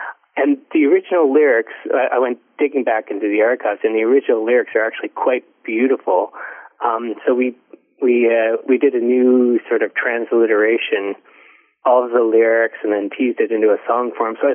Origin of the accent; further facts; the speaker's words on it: Ontario, Canada; I grew up in Ontario